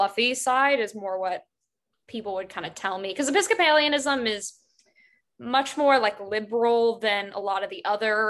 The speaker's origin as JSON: {"language": "English", "region": "Appalachia", "country": "United States", "tie": "born or raised there", "said": "And I grew up in Appalachia, that's where I'm originally from."}